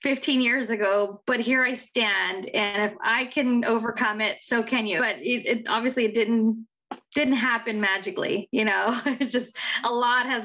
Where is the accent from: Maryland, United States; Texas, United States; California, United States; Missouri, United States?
California, United States; Central; also born or lived in Orange County, California; my hometown of Central California